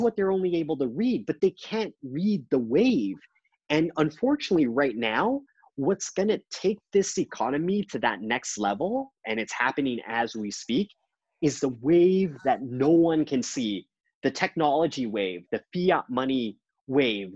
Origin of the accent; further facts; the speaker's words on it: Canada; I, I've come as a Canadian